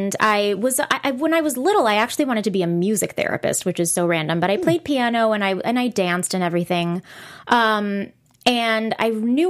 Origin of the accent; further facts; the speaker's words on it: Miami, Florida, United States; moved away as an adult; also born or lived in Boston / New York; I'm from Miami, Florida. I grew up there